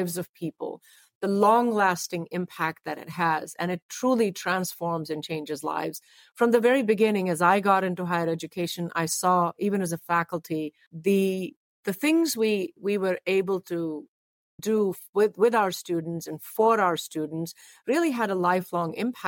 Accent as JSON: {"language": "English", "country": "India", "tie": "born or raised there", "moved": "yes", "lives_now": "United States", "said": "I was born in India, although I have been here now majority of my life. Interestingly enough, one of the first schools I went to was a faith-based school. And the reason for that oftentimes in India"}